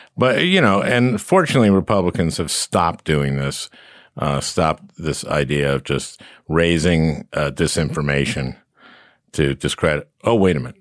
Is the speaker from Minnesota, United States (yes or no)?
yes; Minnesota, United States; I'm from Minnesota